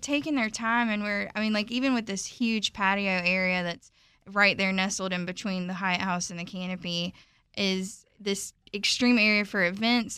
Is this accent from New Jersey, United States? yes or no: no; Statesboro, Georgia, United States; moved away as an adult; also born or lived in Charlotte, North Carolina; now in Washington, D.C., United States; I'm from Statesboro, Georgia, so right there off the coast, kind of the farm town girl